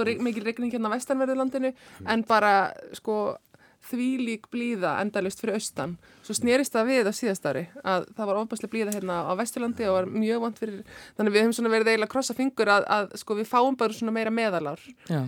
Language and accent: Icelandic; Iceland; við erum náttúrulega Íslendingar sko, sérstaklega sem erum hérna fætt og, og uppalinn